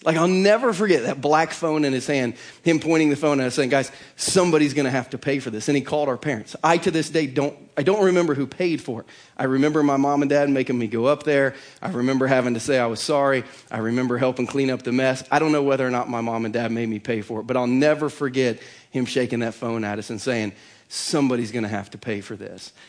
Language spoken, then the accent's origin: English; Bainbridge, United States; now in Lee's Summit, United States; the village of Bainbridge. I grew up in a village like an elf